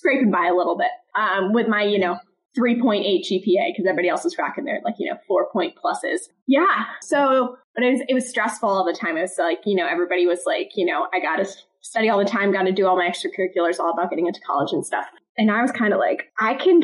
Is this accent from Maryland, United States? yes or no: yes; Kensington, Maryland, United States; also born or lived in Wheeling, West Virginia; I grew up in Kensington, Maryland, which is a suburb of Washington, D.C., and I grew up my entire life there.